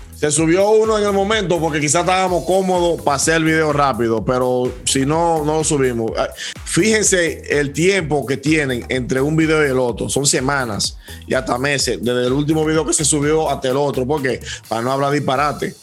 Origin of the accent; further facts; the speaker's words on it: Dominican Republic; somos dominicanos